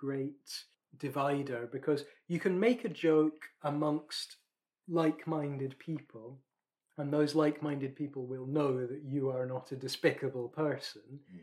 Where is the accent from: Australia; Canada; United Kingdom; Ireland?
United Kingdom; Scotland; Speaking as a Scotsman